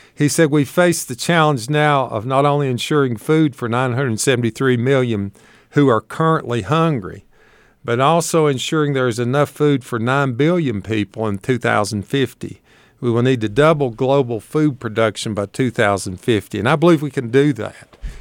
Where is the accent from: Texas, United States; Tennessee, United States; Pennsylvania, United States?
Tennessee, United States; Shady Valley; accent: hillbilly; moved away as an adult; also born or lived in Montgomery County, Virginia / Knoxville, Tennessee; now in Washington County, Virginia, United States; I was raised in Shady Valley, Tennessee, not too far away from here, on a small beef and tobacco farm